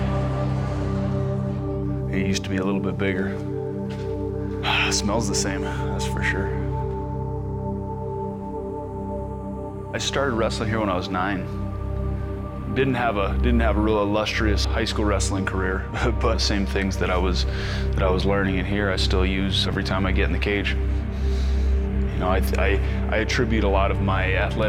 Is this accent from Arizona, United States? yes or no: no; Albuquerque, New Mexico, United States; I draw a lot of my strength and my motivation from my hometown